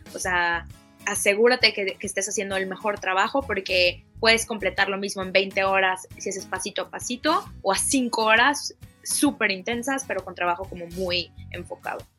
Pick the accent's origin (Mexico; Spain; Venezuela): Mexico; yo creciendo en México también